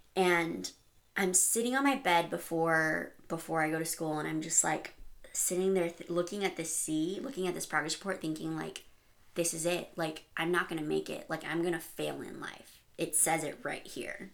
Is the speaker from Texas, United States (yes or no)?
yes; El Paso, Texas, United States; I grew up in El Paso right next to the border of Juarez